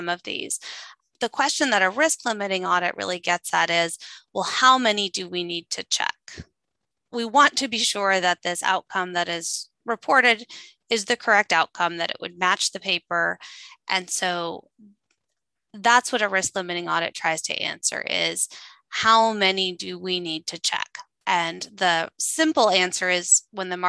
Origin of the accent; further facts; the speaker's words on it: Midwest, United States; I grew up in the Midwest, and my grandmother worked in our small town syringe factory